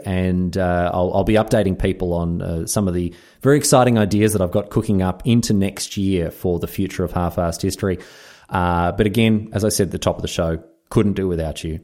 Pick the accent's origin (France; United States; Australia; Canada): Australia